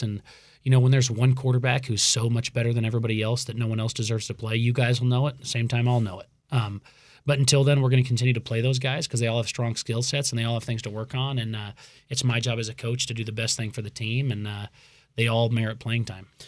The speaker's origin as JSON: {"language": "English", "town": "Boise", "region": "Idaho", "country": "United States", "tie": "born or raised there", "also_born_or_lived": "Davis, California", "moved": "yes", "lives_now": "Pocatello, United States", "said": "growing up in Boise"}